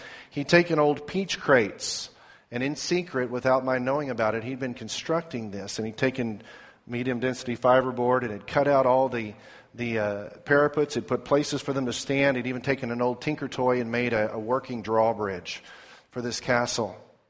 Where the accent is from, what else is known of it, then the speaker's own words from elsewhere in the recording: Sasami, Zimbabwe; we were on a mission station in Sasami, Rhodesia